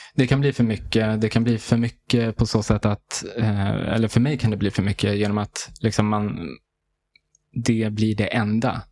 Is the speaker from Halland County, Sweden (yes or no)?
no; Haninge, Stockholm County, Sweden; also born or lived in Järfälla / Tunisia; då bosatte vi oss i Västerhaninge, i, i Haninge. Så där jag, liksom, det är där jag eh, är, eh, känner som liksom, mitt hem